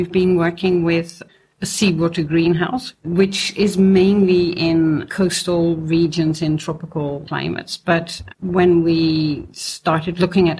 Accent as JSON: {"language": "English", "country": "Netherlands", "tie": "born or raised there", "moved": "yes", "lives_now": "Sweden", "said": "I grew up in Holland, in a horticultural area where most of the tomatoes that you see on the shelves here come from."}